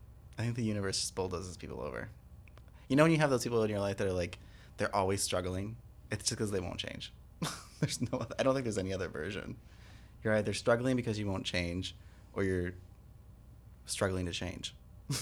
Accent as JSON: {"language": "English", "region": "Michigan", "country": "United States", "tie": "born or raised there", "said": "My home state."}